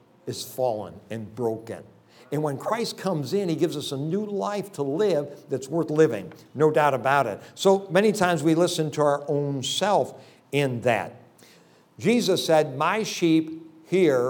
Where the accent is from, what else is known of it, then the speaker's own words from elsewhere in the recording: Palmyra, New York, United States; Went back there and started a church in an area that I grew up in.